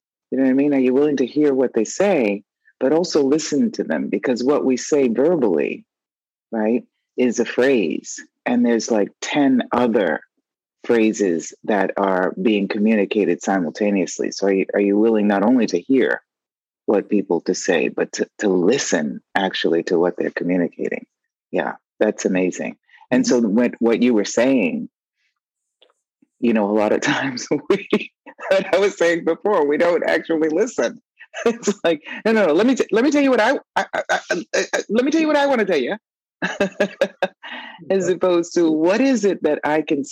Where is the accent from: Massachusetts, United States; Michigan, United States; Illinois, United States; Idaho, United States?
Massachusetts, United States; Boston; moved away as an adult; also born or lived in New York; now in Italy; I was born and raised in Boston, Roxbury, Massachusetts